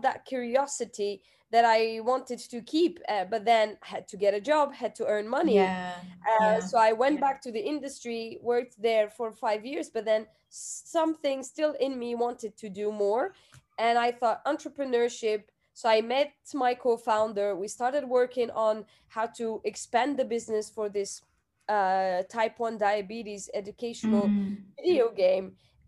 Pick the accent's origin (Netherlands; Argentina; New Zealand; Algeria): Algeria; English is a second language; entrepreneurship was never on the cards for me. I grew up in a country where, you